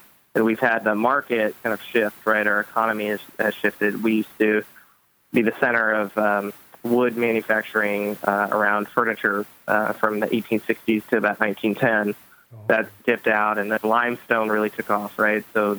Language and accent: English; Louisville, Kentucky, United States; moved away as an adult; also born or lived in Kansas City, Missouri; now in Bloomington, United States; I was born and bred in Louisville, Kentucky, and then I did about 10 years in Kansas City, Missouri.